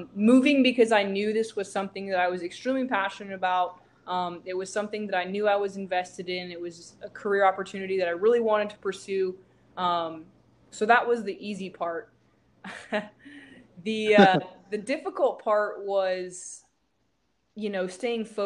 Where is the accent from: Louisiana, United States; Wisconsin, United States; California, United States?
California, United States; San Diego; moved away as an adult; now in Houston, United States; I'm from San Diego, and then went to school in Northern California